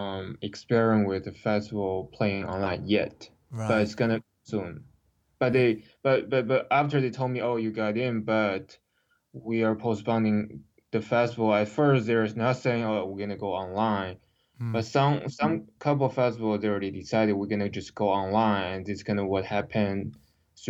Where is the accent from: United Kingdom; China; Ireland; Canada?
China; English is a second language; moved away as an adult; also born or lived in Los Angeles; growing up in China